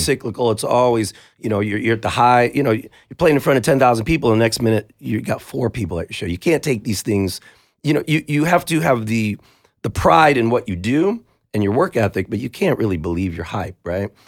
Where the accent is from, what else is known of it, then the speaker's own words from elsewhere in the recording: United States; we're just guys from North County